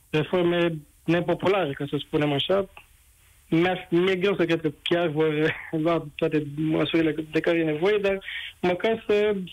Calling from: Constanța, Constanța County, Romania; sunt din Constanța.

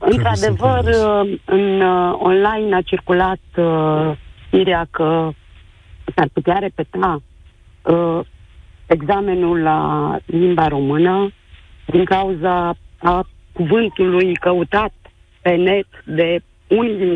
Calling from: Târgu Mureș, Mureș County, Romania; din Târgu Mureș, mama unei eleve care astăzi a dat bacul la istorie.

